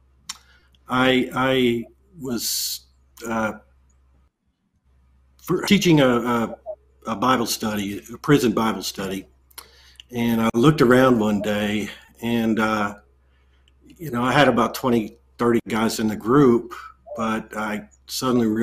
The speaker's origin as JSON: {"language": "English", "region": "Texas Panhandle", "country": "United States", "tie": "born or raised there", "said": "I grew up in the Texas Panhandle in in the Methodist church"}